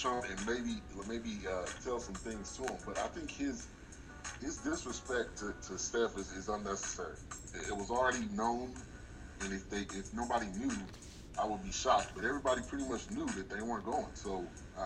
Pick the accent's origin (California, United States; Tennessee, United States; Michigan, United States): California, United States; moved away as an adult; also born or lived in Atlanta, Georgia; now in Texas, United States; I grew up in California